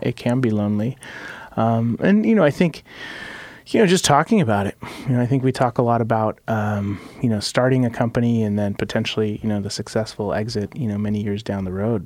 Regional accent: Mexico City, Mexico; now in Portland, United States; I was born in Mexico City

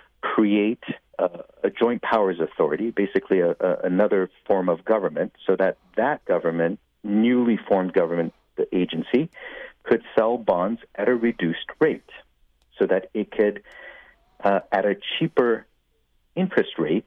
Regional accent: Los Angeles, California, United States; I grew up growing up in the West Valley in Winnetka

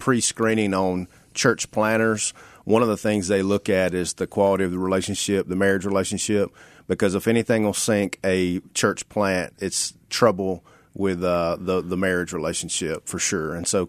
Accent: Sladen, Mississippi, United States; now in Memphis, United States; I grew up in Sladen, Mississippi

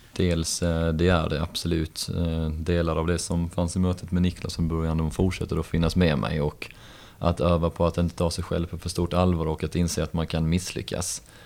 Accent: Helsingborg, Skåne, Sweden; halvbritt och uppvuxen i Helsingborg med rötter då från Liverpool

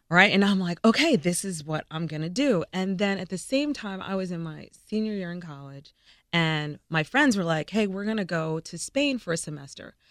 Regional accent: New Rochelle, New York, United States; moved away as an adult; also born or lived in California / North Carolina / Iowa; now in Memphis, United States; I'm from New Rochelle, New York.

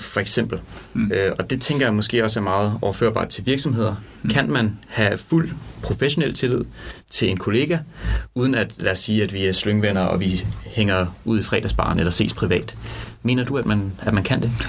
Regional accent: Denmark; moved away; jeg kommer fra Jylland

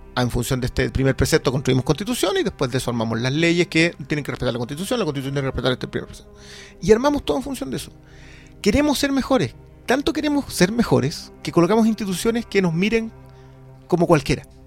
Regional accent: Peru; now in Chile; yo soy de Perú

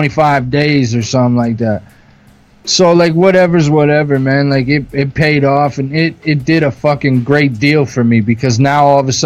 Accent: Canada; I'm Canadian

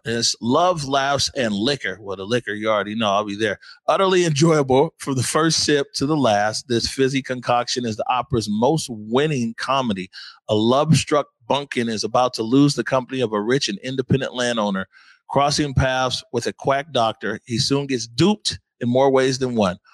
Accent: Seattle, Washington, United States; growing up in the Central District

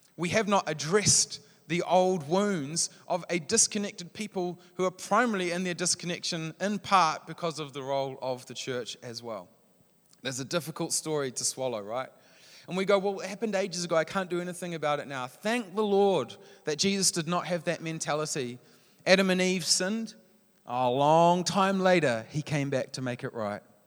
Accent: New Zealand

